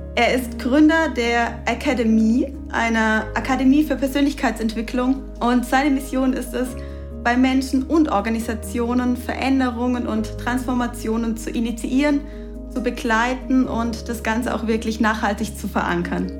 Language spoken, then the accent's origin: German; Karlsruhe, Baden-Württemberg, Germany; Jahre hier in meiner Heimat in Karlsruhe gelebt hast